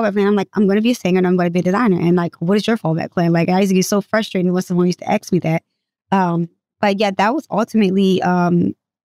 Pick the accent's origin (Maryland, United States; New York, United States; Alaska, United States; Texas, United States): Maryland, United States; Baltimore; also born or lived in Norfolk, Virginia / California; I was raised in Norfolk up until I was like six. And then my mom moved to the west side of Baltimore. So Baltimore is ultimately the streets that raised me. So that's what I consider home